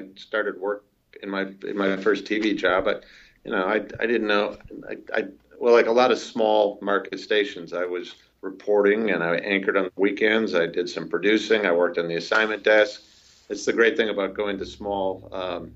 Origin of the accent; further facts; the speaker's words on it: Wisconsin, United States; now in Minneapolis, United States; I grew up on a dairy farm in Wisconsin